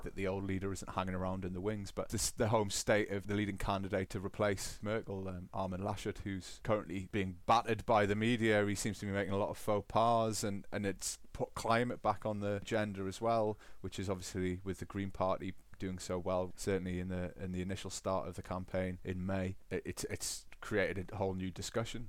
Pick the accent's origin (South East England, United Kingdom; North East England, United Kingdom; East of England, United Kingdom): North East England, United Kingdom; Newcastle upon Tyne; accent: Geordie; now in Bavaria, Germany; I still have residual residual Geordie